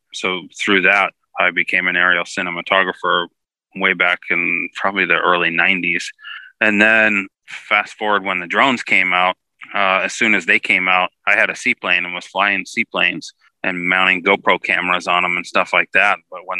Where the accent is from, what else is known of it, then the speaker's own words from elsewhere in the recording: Texas, United States; now in California, United States; I had kind of started real early on because when I moved from Texas to go to school in California, I came out here